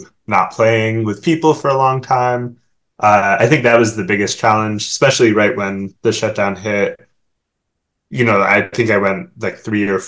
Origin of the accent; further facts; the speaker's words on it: Oak Park, Illinois, United States; also born or lived in Oberlin, Ohio / Washington, D.C. area; I grew up outside of Chicago in the suburb called Oak Park